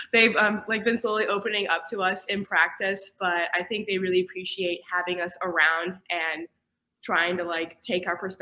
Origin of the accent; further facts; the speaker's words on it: Lexington, Kentucky, United States; moved away; I'm a senior from Lexington, Kentucky